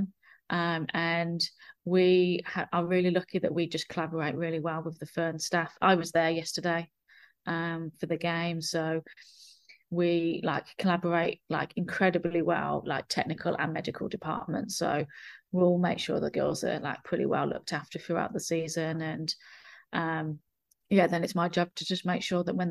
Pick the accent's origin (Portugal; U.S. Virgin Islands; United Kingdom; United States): United Kingdom; England; now in New Zealand; I consider New Zealand my home, but I'm from England